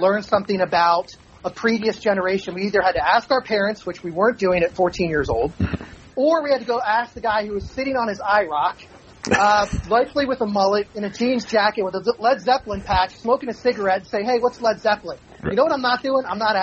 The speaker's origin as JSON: {"language": "English", "town": "Baltimore", "region": "Maryland", "country": "United States", "tie": "born or raised there", "moved": "as an adult", "lives_now": "Florida, United States", "said": "born and raised in Baltimore and moved to Florida years ago"}